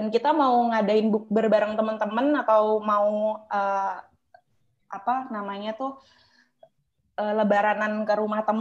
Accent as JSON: {"language": "Indonesian", "town": "Surabaya", "region": "East Java", "country": "Indonesia", "said": "pulang ke Surabaya nih ini ceritanya aku orang Surabaya"}